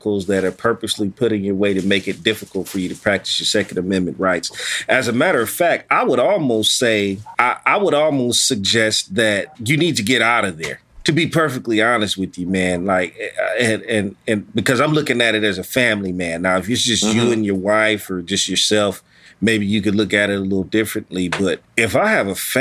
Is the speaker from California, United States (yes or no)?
yes; California, United States; I'm from Cali